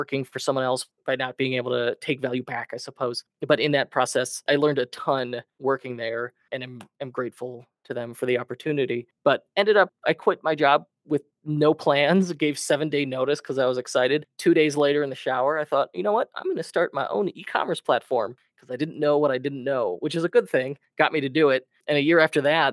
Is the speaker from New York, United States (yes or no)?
no; Chicago, Illinois, United States; born and raised Chicago, always in the Midwest. I grew up in the Northwest suburbs